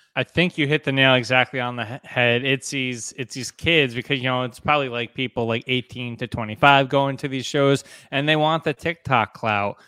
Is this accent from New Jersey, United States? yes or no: yes; New Jersey, United States; growing up in New Jersey, it's, like, a, a rite of passage when you're in, like, fifth, sixth grade